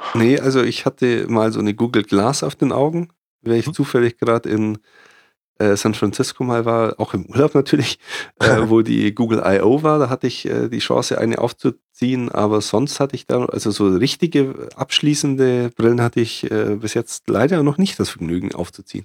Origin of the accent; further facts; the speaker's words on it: Germany; ich bin Deutsche